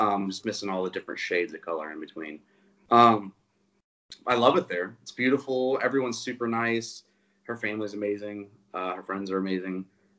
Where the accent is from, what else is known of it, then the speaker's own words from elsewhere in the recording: Georgia, United States; I grew up in Georgia where you're not allowed to have fireworks anyway.